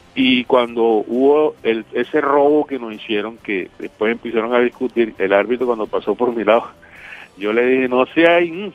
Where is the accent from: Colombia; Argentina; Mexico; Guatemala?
Colombia; Caribbean coast; un costeño en Rusia